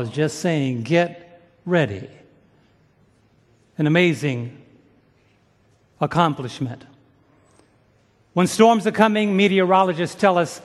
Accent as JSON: {"language": "English", "town": "New York City", "region": "New York", "country": "United States", "tie": "born or raised there", "said": "growing up in New York City"}